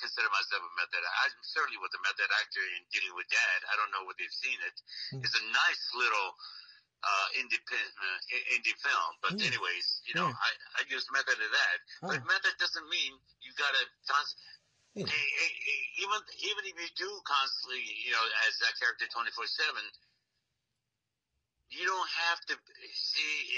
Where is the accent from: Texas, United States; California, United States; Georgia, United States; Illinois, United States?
Texas, United States; Houston; I grew up in Houston, Texas